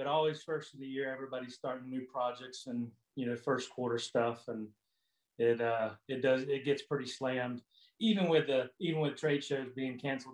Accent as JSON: {"language": "English", "region": "Florida", "country": "United States", "tie": "born or raised there", "moved": "as an adult", "said": "I'm originally from Florida. I lived in Florida all my life for 40 plus years"}